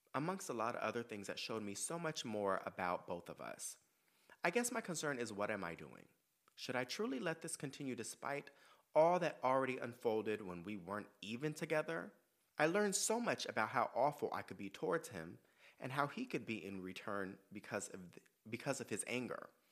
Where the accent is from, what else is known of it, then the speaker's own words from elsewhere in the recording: San Diego, California, United States; moved away as an adult; also born or lived in New York; I was born and raised in San Diego.